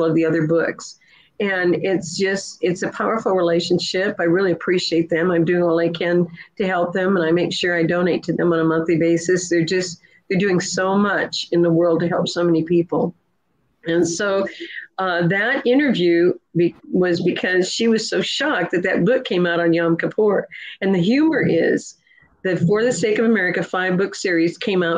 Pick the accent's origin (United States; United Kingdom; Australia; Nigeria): United States; Nebraska; also born or lived in California; now in Georgia, United States; I'm just a farmer's daughter from Nebraska.